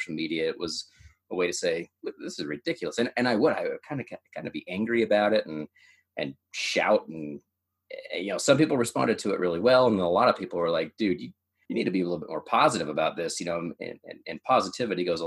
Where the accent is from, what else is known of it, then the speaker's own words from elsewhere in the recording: United States; also born or lived in Idaho, United States / Oregon, United States; now in Utah, United States; I grew up in Idaho, grew up in Oregon